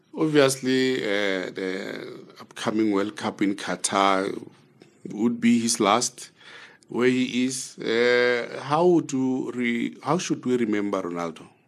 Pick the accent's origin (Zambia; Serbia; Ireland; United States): Zambia; We're from Zambia.